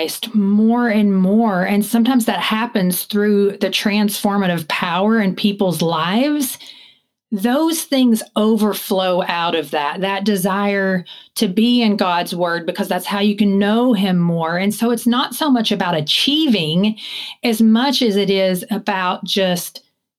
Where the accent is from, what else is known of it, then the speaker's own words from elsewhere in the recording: Eastern Kentucky, United States; moved away; I don't live in Kentucky now, but I grew up in Eastern Kentucky in the mountains, Appalachia